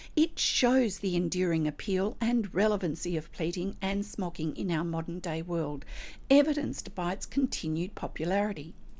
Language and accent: English; Australia; I'm an Australian textile artist